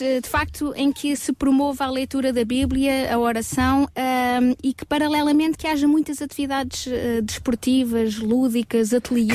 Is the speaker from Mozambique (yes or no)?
no; Portugal